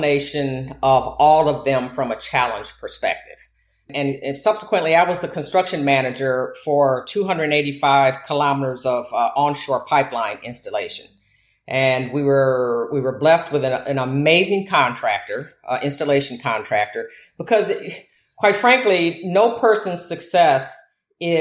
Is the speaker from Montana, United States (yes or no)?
no; Michigan, United States; moved away as an adult; also born or lived in Louisiana / Nigeria / Angola / Papua New Guinea; I grew up in Michigan